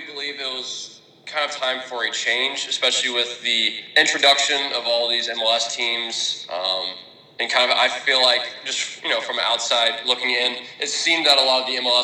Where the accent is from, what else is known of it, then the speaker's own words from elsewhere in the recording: Atlanta, Georgia, United States; Atlanta, my hometown team